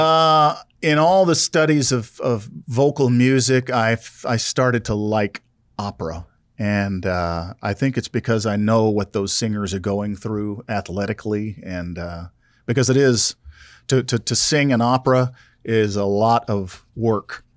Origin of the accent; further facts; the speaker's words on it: South Louisiana, United States; growing up in South Louisiana